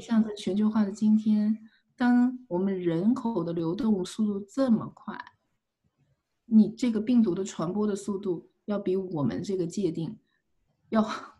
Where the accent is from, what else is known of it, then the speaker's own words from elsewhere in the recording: China; moved away as an adult; also born or lived in Beijing, China / Missouri, United States; now in United States; 我是一个中国人